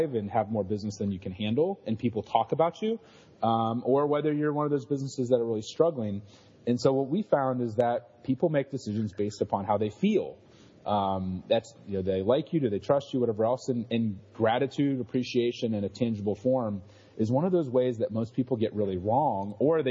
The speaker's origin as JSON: {"language": "English", "region": "Ohio", "country": "United States", "tie": "born or raised there", "said": "I grew up in Ohio, one of six kids"}